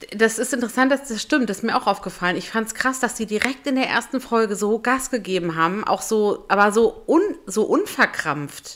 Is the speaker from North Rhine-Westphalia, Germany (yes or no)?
no; Berlin, Germany; in Berlin, in meiner Heimat